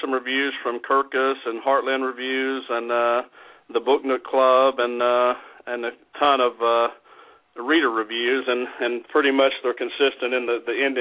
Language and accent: English; Alabama, United States; now in Milwaukee, United States; And I'm from Alabama. I live in Milwaukee, but I grew up in Alabama